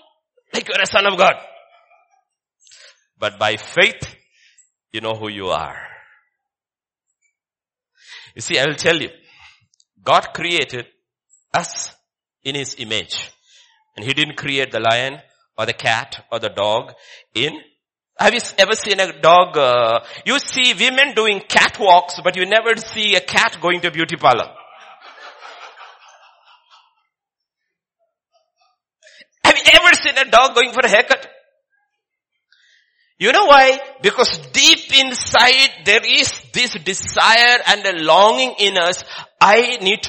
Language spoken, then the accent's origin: English; Kerala, India; I come from Kerala